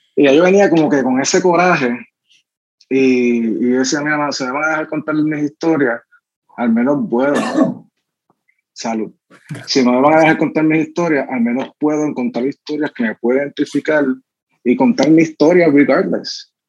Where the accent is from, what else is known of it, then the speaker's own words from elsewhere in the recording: San Juan, Puerto Rico; soy de Barrio Santurce